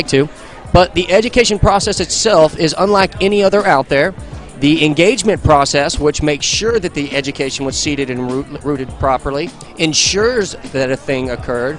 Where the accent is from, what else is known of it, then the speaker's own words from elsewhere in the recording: Texas, United States; Lake Texoma, Texas, Tanglewood Resort Marina, my hometown